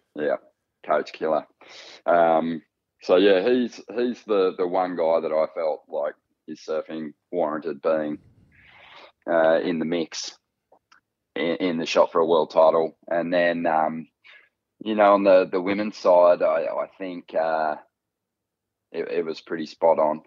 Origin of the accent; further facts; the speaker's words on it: North Coast, New South Wales, Australia; we grew up on the North Coast